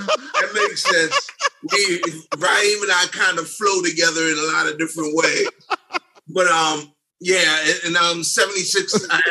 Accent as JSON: {"language": "English", "town": "New York City", "region": "New York", "country": "United States", "tie": "born or raised there", "said": "Dave and I grew up on Park Slope on a block called Lincoln Place."}